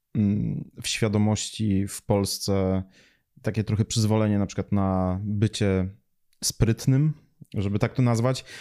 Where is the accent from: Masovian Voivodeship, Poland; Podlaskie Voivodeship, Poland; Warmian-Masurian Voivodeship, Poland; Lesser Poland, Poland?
Podlaskie Voivodeship, Poland; Białystok; ja mówię, że jestem z Białego Stoku